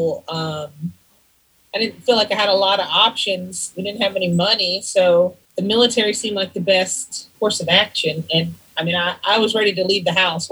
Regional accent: North Carolina, United States; moved away as an adult; also born or lived in Sacramento; now in Los Angeles, United States; I'm from North Carolina, from a small town.

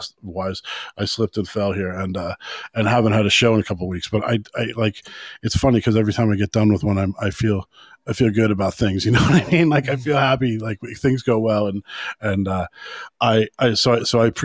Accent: United States; now in Ireland; I'm American still

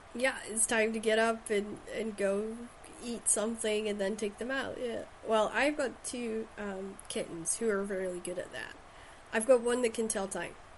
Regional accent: Shetland, Scotland, United Kingdom; born or raised there

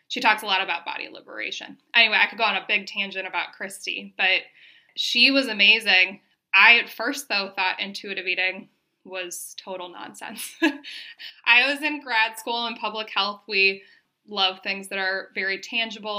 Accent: Minnesota, United States; moved away as an adult; now in Denver, United States; I'm from Minnesota originally, but moved to Denver right after I got my undergrad degree

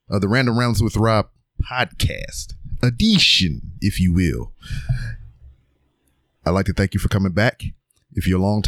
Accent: Louisiana, United States; I'm from Louisiana

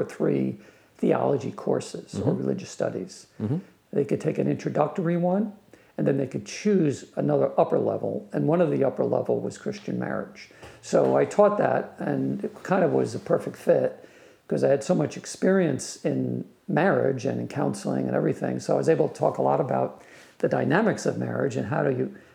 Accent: New York, United States; now in Philadelphia area, United States; I grew up in New York and I had favorite teams in New York

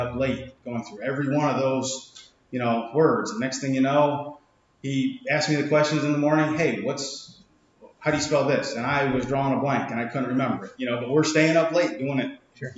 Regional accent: Centerville, United States; born or raised there

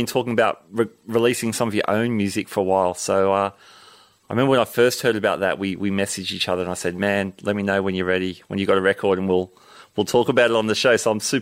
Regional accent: Sydney, New South Wales, Australia; This is the show that I produce in Sydney, Australia, my hometown

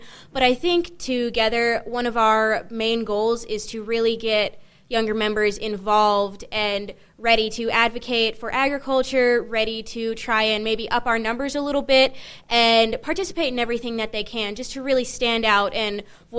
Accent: Colstrip, Montana, United States; I come from Colstrip, which is very natural resource centered.

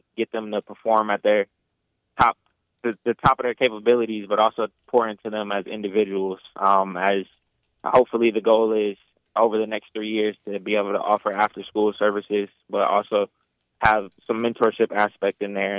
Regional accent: Washington, District of Columbia, United States; now in Illinois, United States; Originally, I am from Washington, D.C. However, I've moved around a lot. So lived in 5 different states, Illinois being the 5th.

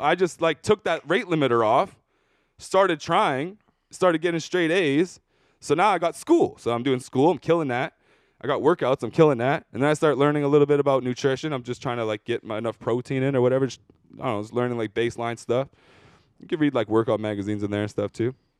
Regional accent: Surrey, British Columbia, Canada; I'm from Surrey? I'm not from here.

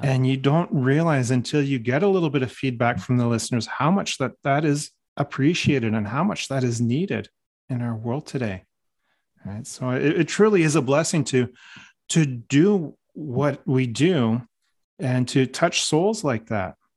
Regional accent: Newmarket, Ontario, Canada; moved away; that's my hometown.

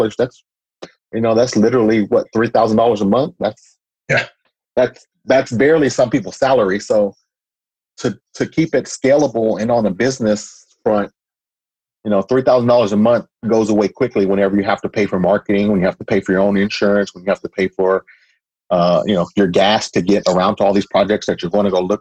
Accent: Austin, Texas, United States; I was born and raised in Austin. So I was born and raised in East Austin

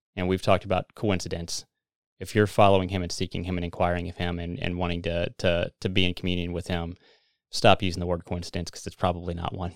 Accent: Missouri, United States; we're from Missouri

